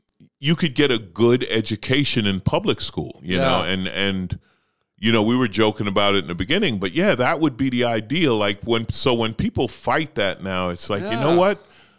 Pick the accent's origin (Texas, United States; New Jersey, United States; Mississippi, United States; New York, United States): New York, United States; New York City; But I loved growing up in New York because you're exposed to every culture, right?